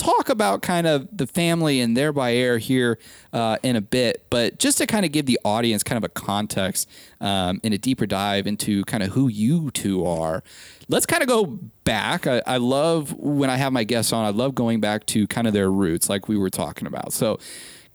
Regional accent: Omaha, Nebraska, United States; moved away as an adult; now in Texas, United States; I'm originally from Omaha, Nebraska

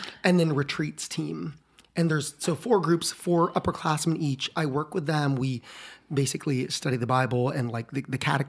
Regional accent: Philippines; now in Austin, United States; Elementary school, I grew up in the Philippines

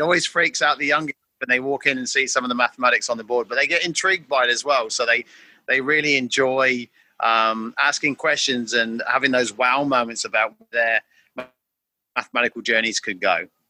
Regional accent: England, United Kingdom; moved away as an adult; now in Darwin, Australia; I'm originally from England, uh, and I've been living now for nearly 20 years uh, in the top end of Australia in a place called Darwin in Northern Territory

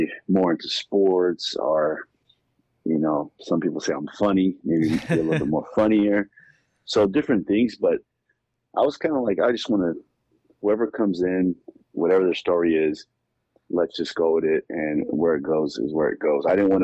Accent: Los Angeles, California, United States; also born or lived in Inland Empire, California; I'm from California. I grew up in Southeast LA.

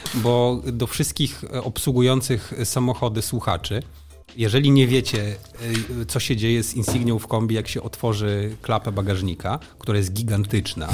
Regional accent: Frombork, Warmian-Masurian Voivodeship, Poland; Ja wychowałem się we Fromborku

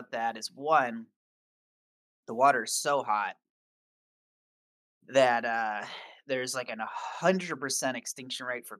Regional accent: Michigan, United States; moved away; because I come from Michigan where it's, you know, snowy, very snowy. And I grew up with lots of snow, snow days from school.

